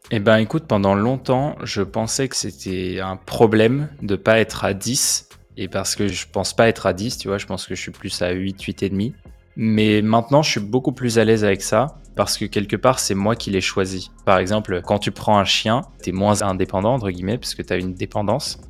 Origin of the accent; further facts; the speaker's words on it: Nanterre, Île-de-France, France; also born or lived in Paris; j'ai grandi à Nanterre